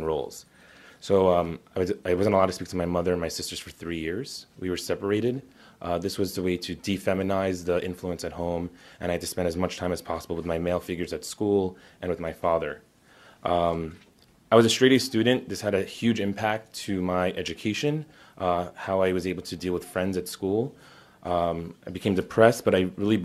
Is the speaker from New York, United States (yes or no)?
yes; North Shore of Long Island, New York, United States; Born and raised in New York